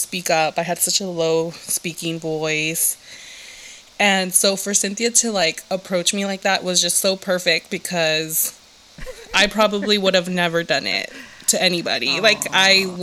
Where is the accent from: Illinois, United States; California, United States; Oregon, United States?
California, United States; Los Angeles; moved away as an adult; now in Bay Area, United States; I'm originally from Southern California, aka the Valley, aka 818. And I was born and raised down in the Valley